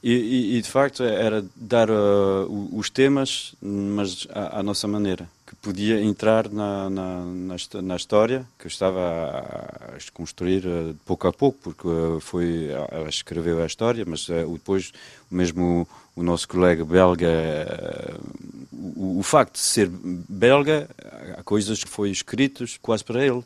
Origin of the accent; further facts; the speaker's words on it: France; sou francês, mas não posso esquecer dessa parte portuguesa